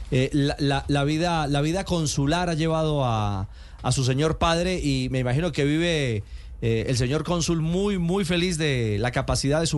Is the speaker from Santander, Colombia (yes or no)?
yes; Bucaramanga, Santander, Colombia; now in Argentina; No, nací en Colombia, en Bucaramanga.